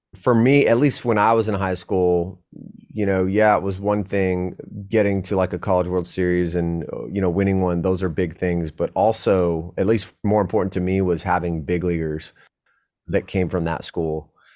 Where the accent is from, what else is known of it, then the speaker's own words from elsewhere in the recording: San Diego, California, United States; I was a Cali kid. I was from San Diego.